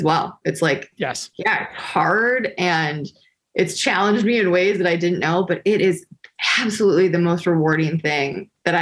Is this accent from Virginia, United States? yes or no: no; Detroit, Michigan, United States; I'm from Detroit.